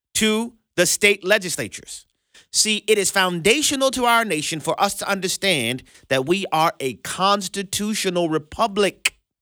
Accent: Louisiana, United States; Louisiana, our my home state

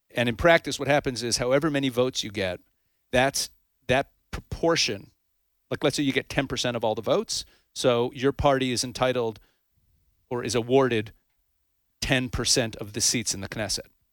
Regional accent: Canada; also born or lived in United States; now in Israel; I was actually raised in Canada. I'm a U S citizen

